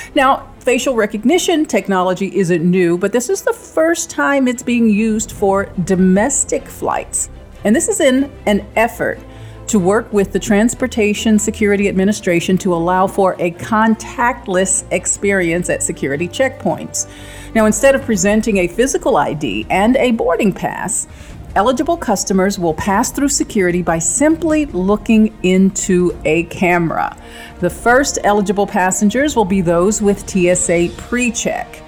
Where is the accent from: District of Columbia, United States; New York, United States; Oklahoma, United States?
District of Columbia, United States; Washington; Washington, D.C., my hometown